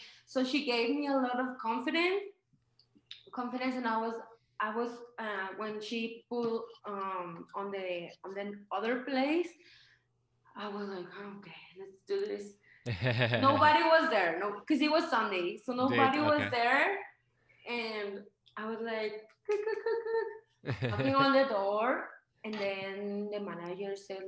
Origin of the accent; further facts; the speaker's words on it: Mexico; English is a second language; also born or lived in California, United States; now in Aguascalientes, Mexico; I don't have an American passport. I'm from Mexico